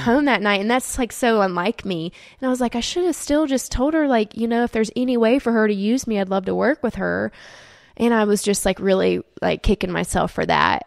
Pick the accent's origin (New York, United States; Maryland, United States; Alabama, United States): Alabama, United States; Auburn; moved away as an adult; also born or lived in Saint Petersburg, Florida / North Carolina / Atlanta; then moved to a very small town in North Carolina when I was little, and then grew up most of my life in Auburn